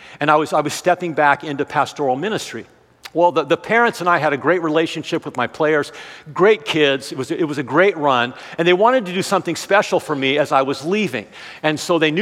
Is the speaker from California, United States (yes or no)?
yes; Southern California, United States; moved away as an adult; now in Sioux Falls, United States; originally from Southern California. I lived there for 40 years.